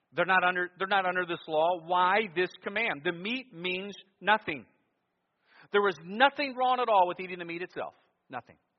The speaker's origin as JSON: {"language": "English", "town": "Cleveland", "region": "Ohio", "country": "United States", "tie": "born or raised there", "said": "what I experienced growing up in Cleveland, Ohio."}